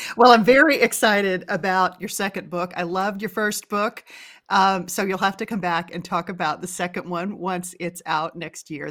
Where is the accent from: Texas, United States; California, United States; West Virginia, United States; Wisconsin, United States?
Texas, United States; we're both from Texas